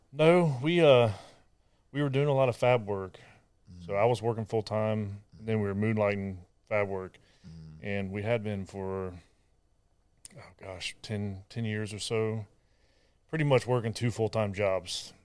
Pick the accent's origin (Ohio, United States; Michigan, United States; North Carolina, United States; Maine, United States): Ohio, United States; moved away as an adult; also born or lived in San Diego; now in Texas, United States; I'm from Ohio